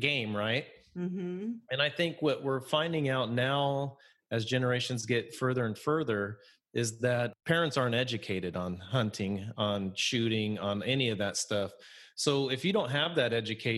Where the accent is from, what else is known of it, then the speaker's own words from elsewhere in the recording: Idaho, United States; now in Pacific Northwest, United States; growing up in Idaho, there's a lot of cattle ranches